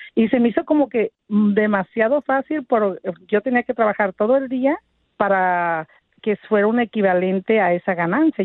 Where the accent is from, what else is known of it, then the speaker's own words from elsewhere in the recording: Tepic, Nayarit, Mexico; now in Los Angeles, United States; yo soy originaria de Tepic Nayarit y pues llegué, ahora sí que como muchísimos de nosotros, indocumentada.